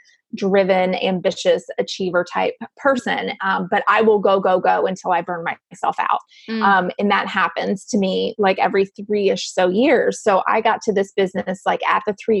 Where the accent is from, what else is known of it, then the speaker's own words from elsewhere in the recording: Gainesville, Florida, United States; moved away as an adult; now in St. Augustine, United States; I was born and raised in Gainesville, which is not very far away